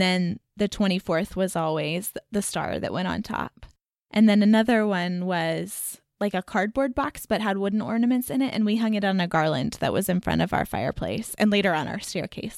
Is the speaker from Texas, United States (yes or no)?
yes; Texas, United States; growing up in Texas